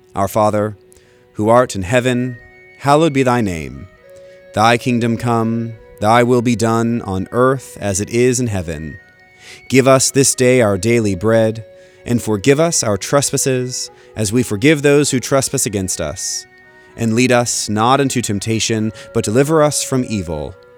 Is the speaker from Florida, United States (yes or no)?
yes; Florida, United States; growing up in Florida with many Jewish friends